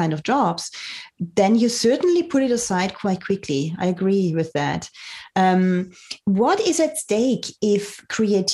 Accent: Germany; I was brought up in Germany

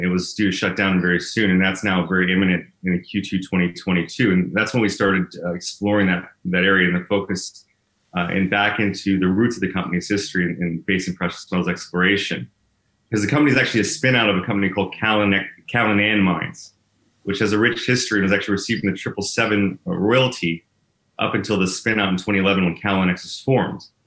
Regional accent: Texas, United States; moved away as an adult; now in Canada; I was born and raised in Texas

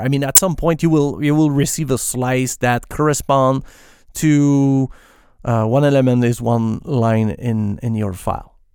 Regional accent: Quebec, Canada; accent: French Canadian; first language French; English is a second language; I'm, I'm a French Canadian basically, so I, yes, I'm not pronouncing my S's at the right place

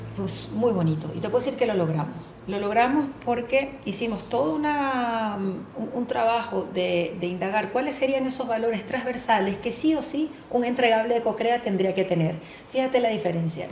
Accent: Venezuela; moved away as an adult; atendiendo clientes transnacionales y locales en mi país, en Venezuela más de 20 años en esto

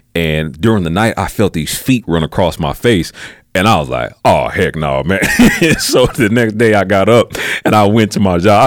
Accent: Peoria, Illinois, United States; I'm from Peoria, Illinois, uh, so it's about uh, an hour and a half, two hours outside of Chicago

